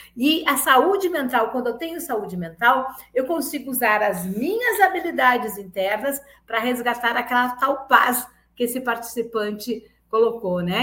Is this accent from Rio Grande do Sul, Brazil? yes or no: yes; Rio Grande do Sul, Brazil; now in Lauro de Freitas, Brazil; Eu sou gaúcha, mas sou uma baiana de coração